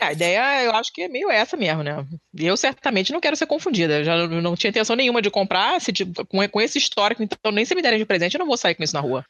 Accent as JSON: {"language": "Portuguese", "region": "Rio de Janeiro", "country": "Brazil", "said": "eu sou carioca"}